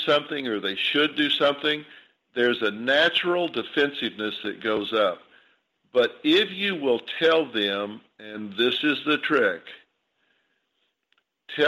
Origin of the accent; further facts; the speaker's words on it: the South, United States; I grew up in the South